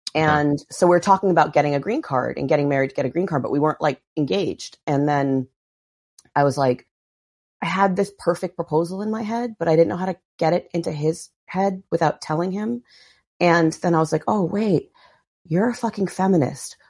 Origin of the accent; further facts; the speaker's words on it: Barrington, Rhode Island, United States; moved away; I grew up in Rhode Island, a little town called Barrington, Rhode Island, just outside of Providence